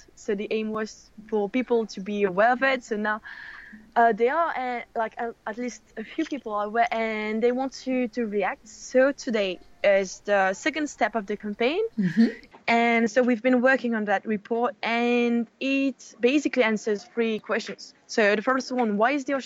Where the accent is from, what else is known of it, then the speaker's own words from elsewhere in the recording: Mauritius; moved away as an adult; also born or lived in France; now in Paris, France; I am French and I grew up in Mauritius Island, which I call home now